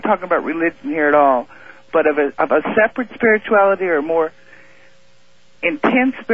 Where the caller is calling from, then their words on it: Moscow Mills, Missouri, United States; from Moscow Mills.